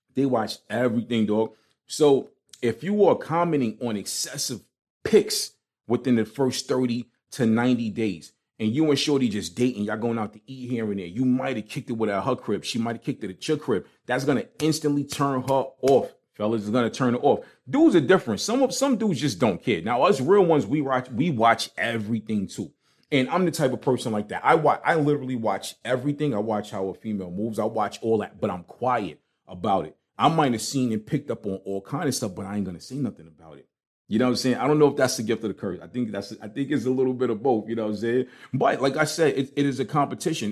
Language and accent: English; New York City, New York, United States; moved away; growing up in Brooklyn